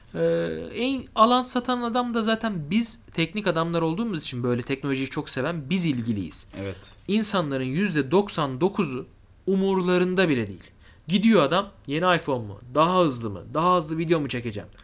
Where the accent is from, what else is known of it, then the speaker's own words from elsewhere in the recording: Mersin, Turkey; ben Mersinli biri olarak